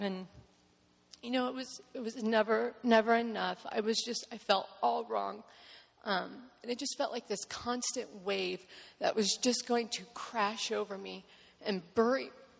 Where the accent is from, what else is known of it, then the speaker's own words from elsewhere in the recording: Hepzibah, Georgia, United States; born there; I was born in Georgia in the small town of Hepzibah. You have to say it with a southern accent, otherwise you don't pronounce it correctly. It's Hepzibah, Georgia.